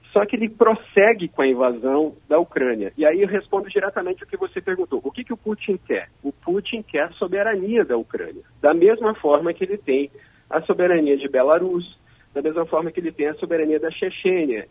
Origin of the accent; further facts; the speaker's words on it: Erechim, Rio Grande do Sul, Brazil; moved away; eu sou do Rio Grande do Sul.